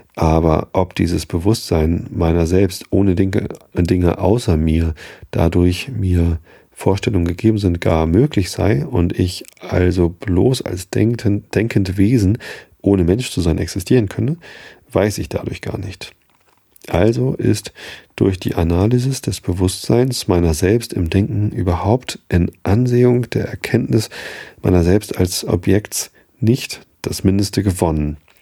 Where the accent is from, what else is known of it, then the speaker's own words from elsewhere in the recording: Wistedt, Lower Saxony, Germany; also born or lived in Hamburg; hab dann aber halt immer in Wistit gewohnt